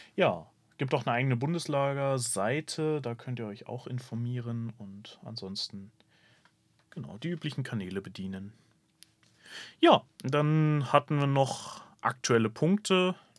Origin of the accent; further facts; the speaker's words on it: Bremen, Germany; als Bremer